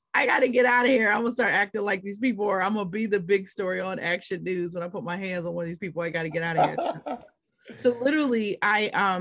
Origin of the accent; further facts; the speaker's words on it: Pittsburgh, Pennsylvania, United States; I'm from Pittsburgh, Pennsylvania